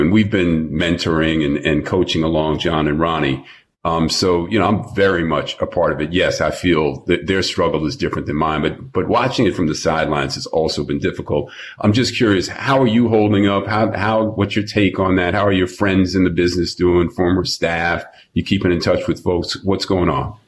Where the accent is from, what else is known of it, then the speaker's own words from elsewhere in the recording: New York, United States; moved away as an adult; now in Los Angeles, United States; I've been living in LA for 30 years, born and raised in New York